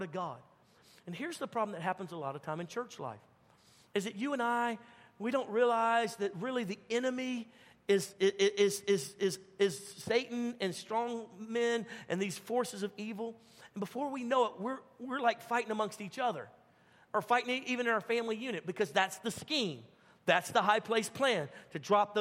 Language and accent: English; Baton Rouge, Louisiana, United States; moved away; I'm from Baton Rouge, Louisiana originally.